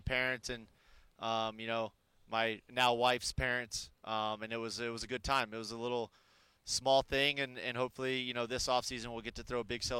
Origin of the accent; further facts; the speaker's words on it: Arizona, United States; moved away as an adult; my hometown